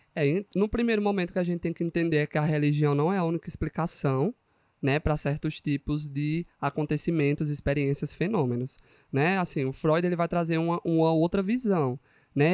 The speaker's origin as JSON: {"language": "Portuguese", "region": "Pernambuco", "country": "Brazil", "moved": "yes", "lives_now": "Paraíba, Brazil", "said": "eu sou de Pernambuco, mulher. Eu sou do interior, vim da roça, entendeu?"}